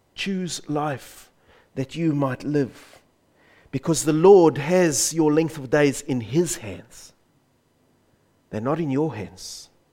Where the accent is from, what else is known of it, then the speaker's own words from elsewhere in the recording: South Africa; I grew up in South Africa under the banner of the Dutch Reformed Church